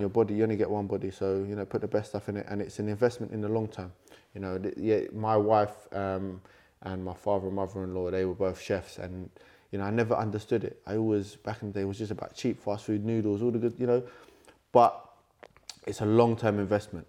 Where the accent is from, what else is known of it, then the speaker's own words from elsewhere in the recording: London, United Kingdom; born and raised in London. Um, I'm a London boy